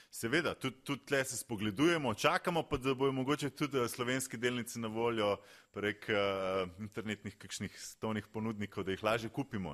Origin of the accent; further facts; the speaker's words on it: Slovenia; Slovenci smo